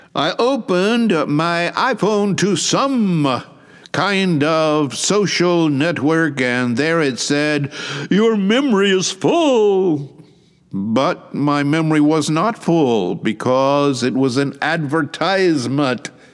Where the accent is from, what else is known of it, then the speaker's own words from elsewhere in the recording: Georgia, United States; now in Shizuoka, Japan; My home state being Georgia